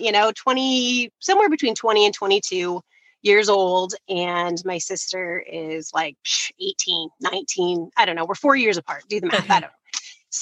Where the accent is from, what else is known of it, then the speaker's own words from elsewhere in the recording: Detroit, Michigan, United States; moved away as an adult; now in Grand Rapids, United States; We grew up in Detroit area